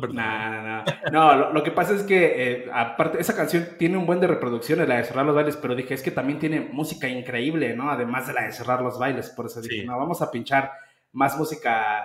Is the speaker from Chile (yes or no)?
no; Mexico; Yo crecí con el rock de mi país